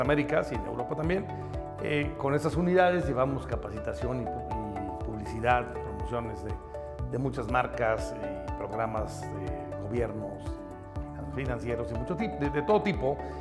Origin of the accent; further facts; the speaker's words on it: Oaxaca, Mexico; Soy oaxaqueño, soy orgullosamente oaxaqueño, mi familia es de Oaxaca